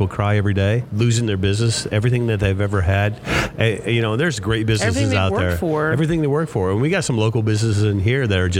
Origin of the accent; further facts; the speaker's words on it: Ludington, Michigan, United States; now in Nevada, Missouri, United States; she's in my hometown.